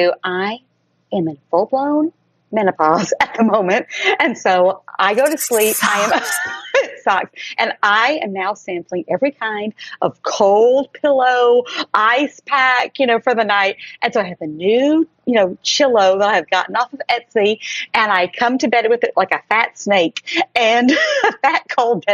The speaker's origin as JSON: {"language": "English", "town": "Tuscaloosa", "region": "Alabama", "country": "United States", "tie": "born or raised there", "also_born_or_lived": "Alaska", "moved": "yes", "lives_now": "New York City, United States", "said": "I was raised in Tuscaloosa, Alabama. I was born in Alaska"}